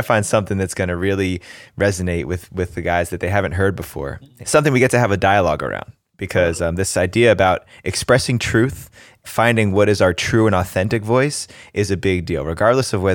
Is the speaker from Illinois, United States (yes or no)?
no; New Jersey, United States; born or raised there